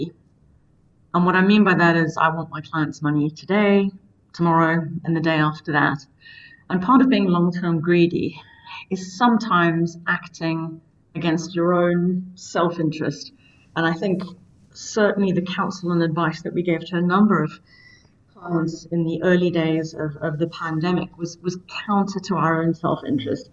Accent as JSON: {"language": "English", "country": "South Africa", "said": "as a South African"}